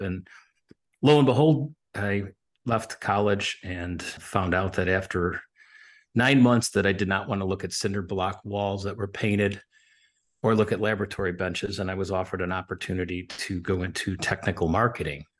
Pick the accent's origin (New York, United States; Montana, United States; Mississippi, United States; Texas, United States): New York, United States; Buffalo; moved away; also born or lived in Williamsville, New York; I grew up in Buffalo, New York, actually in Buffalo and then in the suburbs